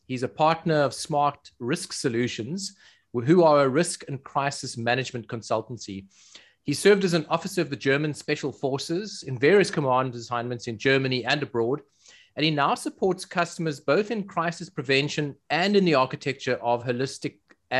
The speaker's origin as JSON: {"language": "English", "country": "South Africa", "accent": "South African", "said": "my South African accent."}